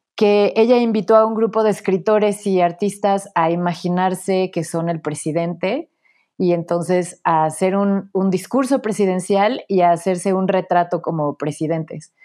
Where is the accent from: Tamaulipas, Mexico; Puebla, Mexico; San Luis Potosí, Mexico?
Puebla, Mexico; moved away as an adult; also born or lived in Mexico City / Paris / Berlin / Venice; Nací en la Ciudad de México, crecí en Puebla